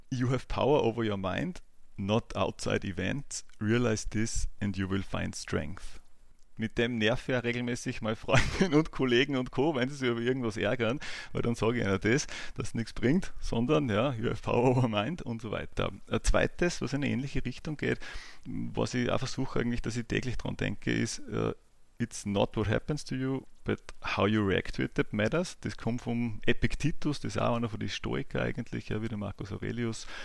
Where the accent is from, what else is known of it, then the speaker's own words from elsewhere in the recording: Ebensee, Upper Austria, Austria; also born or lived in Bad Ischl; now in Linz, Austria; Ich bin geboren in Bad Ischl, bin aufgewachsen in Ebensee im Salzkammergut, bin jetzt aber seit ja, eigentlich über 15 Jahren schon durchgehend in Linz.